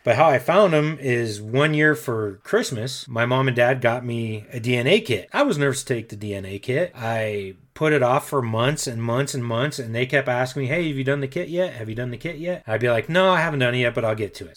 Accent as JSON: {"language": "English", "town": "Denver", "region": "Colorado", "country": "United States", "tie": "born or raised there", "also_born_or_lived": "Aurora, Colorado", "said": "I was raised in Denver, Colorado, and grew up on the same street basically my entire life"}